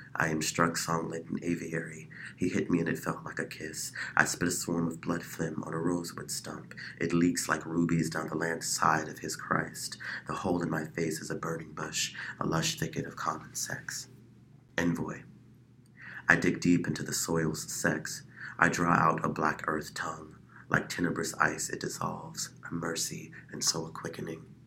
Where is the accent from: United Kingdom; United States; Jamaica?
United States; Chicago, Illinois; now in Phoenix, United States; I am initially from Chicago, Illinois